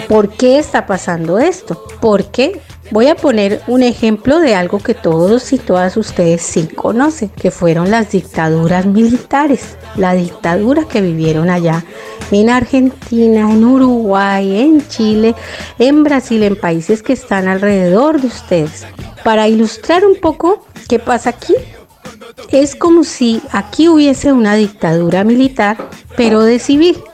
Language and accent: Spanish; Colombia